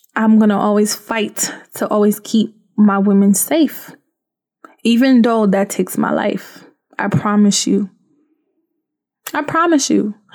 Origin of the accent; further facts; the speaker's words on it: Haiti; moved away; also born or lived in Florida; I come from Haiti.